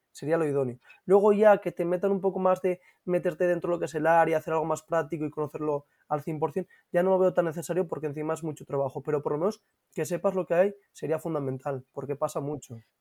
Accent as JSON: {"language": "Spanish", "town": "Gijón", "region": "Asturias", "country": "Spain", "tie": "born or raised there", "said": "yo soy de Gijón y nací en Cabuñes"}